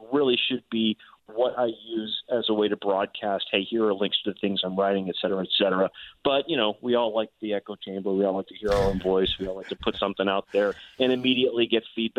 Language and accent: English; Inland Empire, California, United States; also born or lived in Chicago, Illinois; I grew up, we moved to LA when I was a kid. So I grew up in kind of the Inland Empire